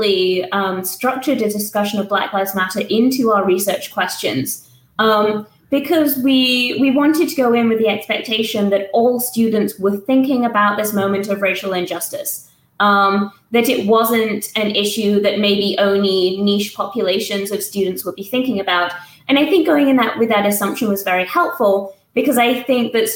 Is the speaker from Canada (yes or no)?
no; England, United Kingdom; moved away as an adult; now in Tuscaloosa, United States; I used to teach in the UK, I'm English